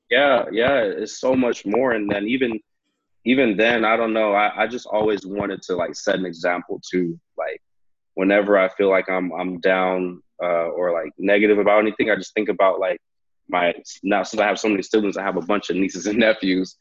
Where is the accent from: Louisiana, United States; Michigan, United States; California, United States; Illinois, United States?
California, United States; Hayward; now in Vancouver, Canada; I grew up in Hayward, California